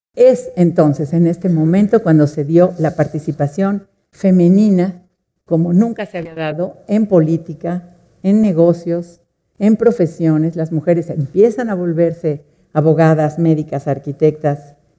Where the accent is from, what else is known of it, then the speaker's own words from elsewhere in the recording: Mexico; somos mujeres y somos mexicanas